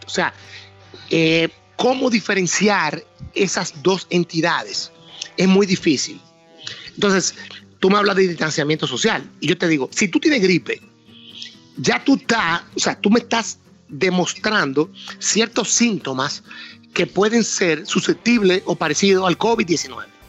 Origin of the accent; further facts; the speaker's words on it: San Francisco de Macorís, Duarte, Dominican Republic; yo soy de San Francisco de Macorís. Mi padre tuvo fincas toda la vida, de cacao, de café, me, crié entre caballos